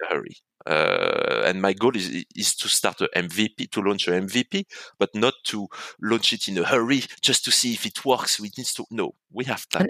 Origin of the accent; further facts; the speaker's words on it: France; accent: French; moved away as an adult; now in Hong Kong; I was born in France, as people can say from my accent